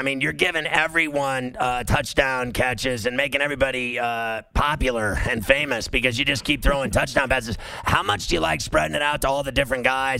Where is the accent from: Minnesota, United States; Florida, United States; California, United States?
California, United States; Huntington Beach; now in New York, United States; So I'm from Huntington Beach, and I've lived in New York forever, but I used to live in Surf City.